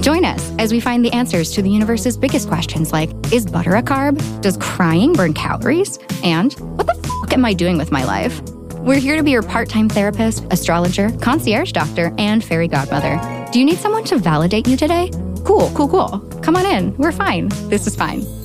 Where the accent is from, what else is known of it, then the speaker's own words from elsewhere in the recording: San Diego, California, United States; also born or lived in San Francisco; here in my hometown